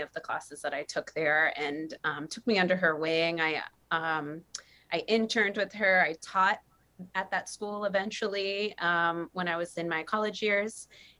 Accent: Massachusetts, United States; moved away as an adult; now in Maui, United States; I'm actually from Massachusetts, but I live on Maui. So I'm not a local girl. I just look like one.

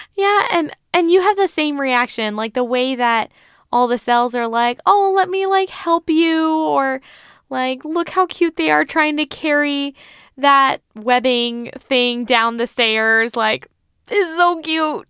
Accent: United States; as an American, as a Western individual

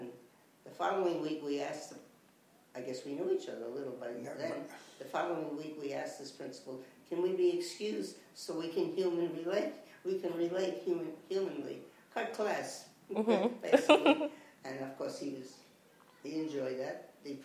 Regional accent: New York, United States; Bronx, New York

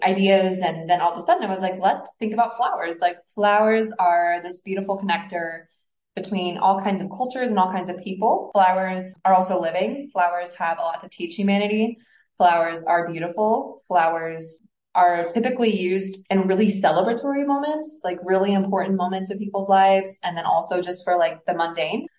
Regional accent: Mexico City, Mexico; moved away; also born or lived in Indianapolis, Indiana, United States; I was raised in Mexico City, so connecting to the fact that I am Mexican and was raised there

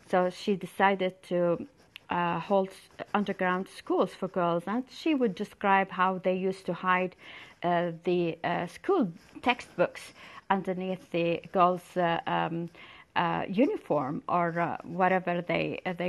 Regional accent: Amman, Amman Governorate, Jordan; my hometown, Amman

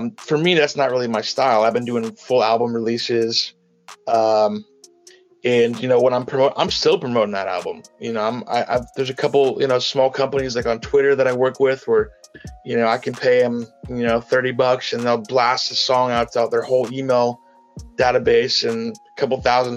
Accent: Walnut Creek, California, United States; I'm from Northern California. I grew up in the East Bay, which is about a 30-minute drive from San Francisco east, in a city called Walnut Creek.

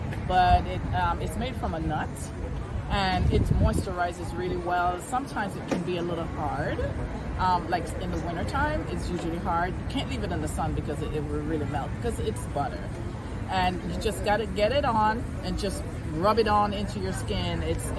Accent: Jamaica; I'm Jamaican.

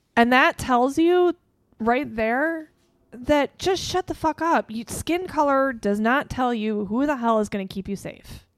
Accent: Chicago, Illinois, United States; growing up in Chicago

